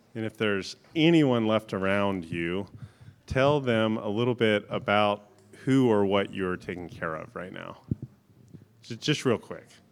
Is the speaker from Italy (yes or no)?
no; Florida, United States; now in North Carolina, United States; I grew up in Florida, so we didn't have a lot of these big trees. When I first moved to North Carolina